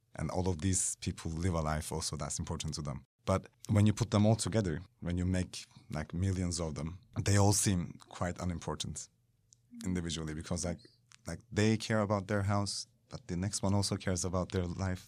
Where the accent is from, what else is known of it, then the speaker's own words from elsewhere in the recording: Kyrenia, Kyrenia District, Cyprus; moved away; also born or lived in Istanbul; I was born in Istanbul, but I grew up in Cyprus